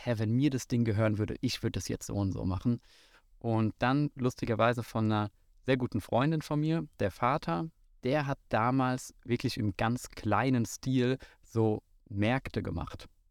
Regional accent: Frankfurt, Hesse, Germany; Ich komme hier aus dem wunderschönen Bonames, wo wir auch gerade auf dem Flugplatz stehen. Bin gebürtiger Frankfurter

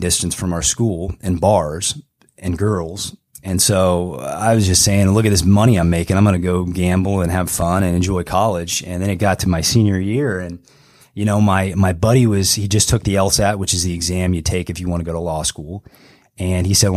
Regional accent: Canton, Illinois, United States; moved away; I grew up in the Illinois, Canton

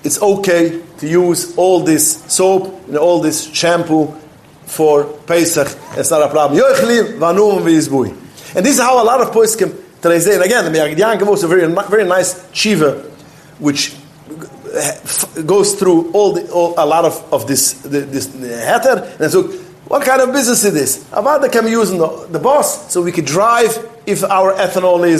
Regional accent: New York City, New York, United States; I was brought up in Williamsburg

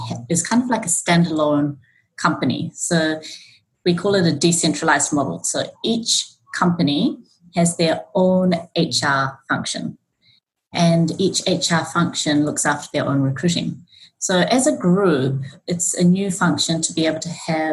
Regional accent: New Zealand; moved away as an adult; also born or lived in Auckland; now in Japan; I was born and brought up in New Zealand, and I've been in Japan now for 17 years

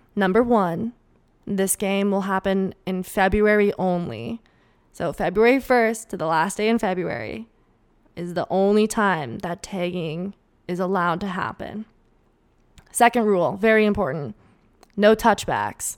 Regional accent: Minnesota, United States; accent: Minnesotan; my Minnesotan accent

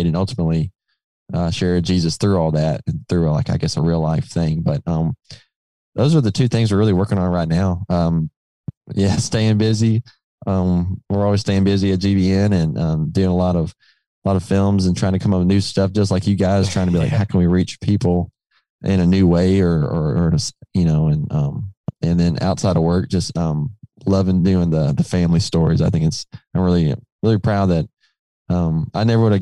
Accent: Milan, Tennessee, United States; moved away as an adult; now in Mississippi, United States; I grew up in West Tennessee in a little town called Milan

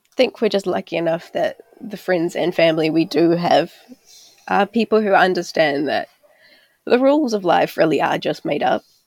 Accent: Auckland, New Zealand; also born or lived in Takapuna; I grew up out in West Auckland and out in South Auckland

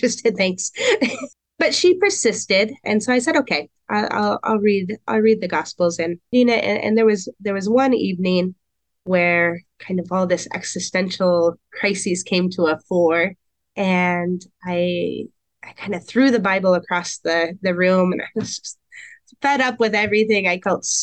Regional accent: Portland, Oregon, United States; moved away as an adult; also born or lived in Camas, Washington; now in Emmitsburg, United States; I grew up in Portland, Oregon, without any sort of religious influence

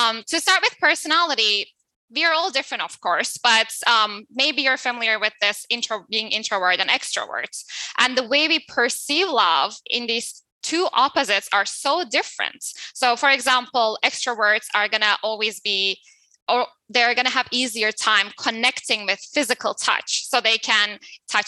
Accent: Turkey; I'm coming from Turkey. So in Turkey, it's more male dominant culture, right?

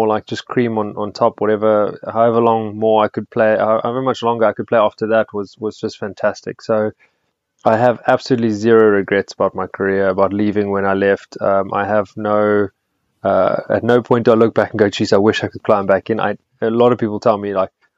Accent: Blouberg, Western Cape, South Africa; I grew up in Bloberg and I went to Sachs

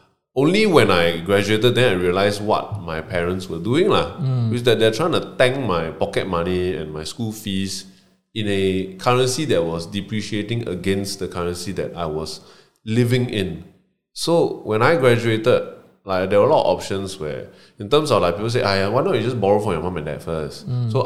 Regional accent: Malaysia; now in Singapore; I'm from Malaysia

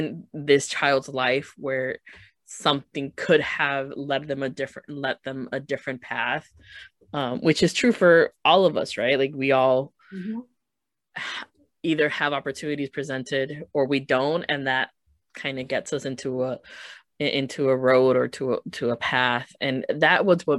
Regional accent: Chicago, Illinois, United States; growing up in Chicago

